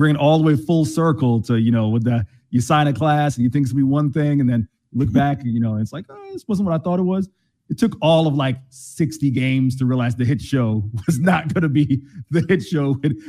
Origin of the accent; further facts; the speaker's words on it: Tampa, Florida, United States; I was growing up in Tampa being a Rays fan.